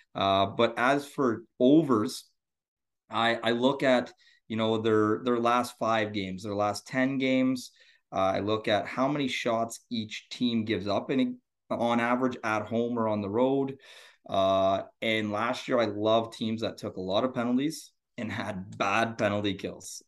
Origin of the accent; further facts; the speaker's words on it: Northern Ontario, Canada; also born or lived in Sudbury, Ontario; I am from Ontario, Canada, Northern Ontario, so north of, uh, Toronto.